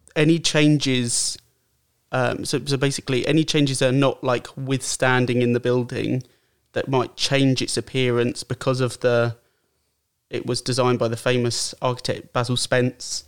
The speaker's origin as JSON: {"language": "English", "town": "Brighton", "region": "South East England", "country": "United Kingdom", "said": "I'm from Brighton, um, well, just outside Brighton, but from Brighton."}